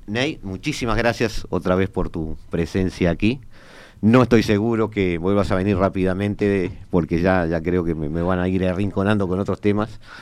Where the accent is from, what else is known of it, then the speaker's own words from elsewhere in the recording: Uruguay; como uruguayo